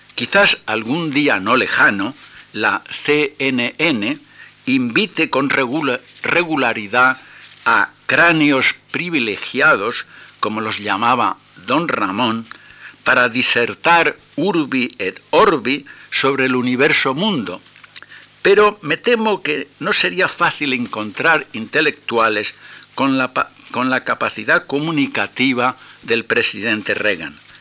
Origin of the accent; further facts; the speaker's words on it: Tenerife, Canary Islands, Spain; mi infancia en Tenerife